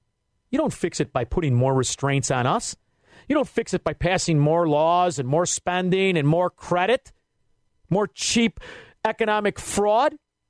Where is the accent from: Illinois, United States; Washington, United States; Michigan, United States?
Illinois, United States; Chicago; Who are you talking to? We're from Chicago.